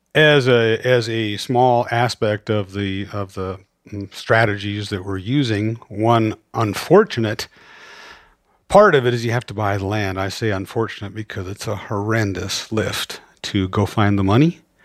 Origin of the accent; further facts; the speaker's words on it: Great Falls, Montana, United States; I grew up mostly in Great Falls